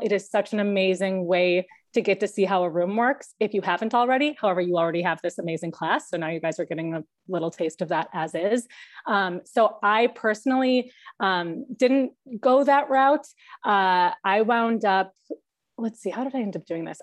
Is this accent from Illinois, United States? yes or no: yes; Chicago, Illinois, United States; moved away as an adult; also born or lived in Wisconsin; now in Los Angeles, United States; I am from Chicago